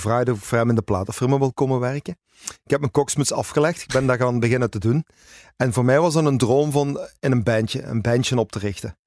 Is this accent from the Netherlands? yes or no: no; Zonhoven, Flanders, Belgium; also born or lived in Hasselt / Ibiza; ik heb eigenlijk heel mijn leven in Zonhoven gewoond. Ik ben een Zonhovenaar en hart en ziel. Ik ben eigenlijk geboren in Hasselt, maar dat is eh, vlak bij Zonhoven.